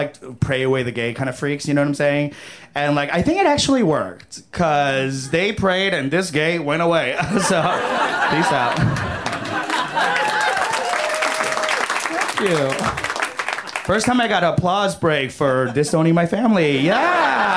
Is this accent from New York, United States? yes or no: yes; New York, United States; also born or lived in Chicago; now in Los Angeles, United States; I came here from Chicago, but I'm originally from New York